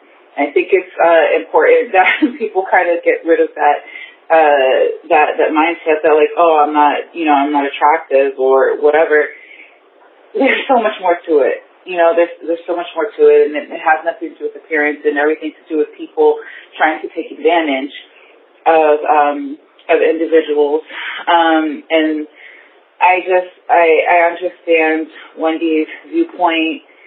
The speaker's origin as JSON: {"language": "English", "town": "Bronx", "region": "New York", "country": "United States", "said": "I'm from the Bronx."}